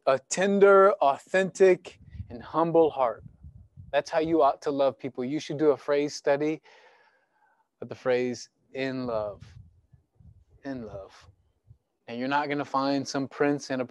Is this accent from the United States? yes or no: yes; United States; I grew up on the Missouri River with my mom and my grandpa